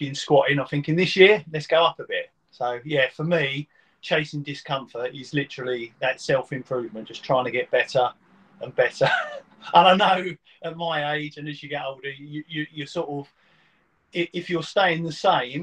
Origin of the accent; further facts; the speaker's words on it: Witham, East of England, United Kingdom; also born or lived in Maldon / Braintree; I was born in Maldon. My parents had moved from London to Witham. Mm-hmm. So the first 10 years of my life, I lived in Witham